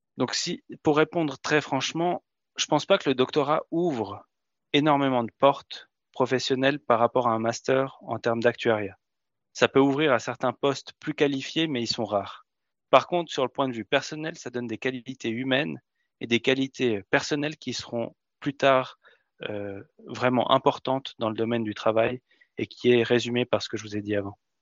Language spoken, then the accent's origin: French; Switzerland; en Suisse, on est aussi assez particulier